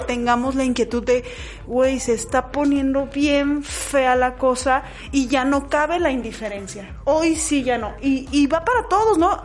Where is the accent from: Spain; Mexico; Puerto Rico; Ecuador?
Mexico; el grosor de nosotros como mexicanos